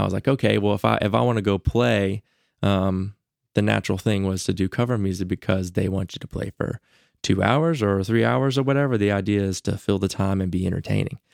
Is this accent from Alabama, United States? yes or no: yes; Huntsville, Alabama, United States; growing up here